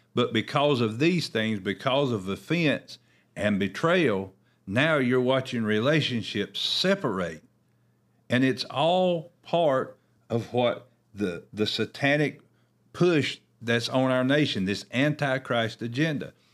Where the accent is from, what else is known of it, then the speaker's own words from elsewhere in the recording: Oakboro, North Carolina, United States; I know in our town that I grew up in here in Oakborough